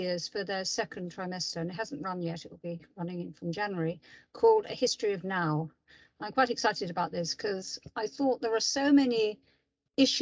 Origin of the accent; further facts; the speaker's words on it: London, United Kingdom; I'm from London. I live in London.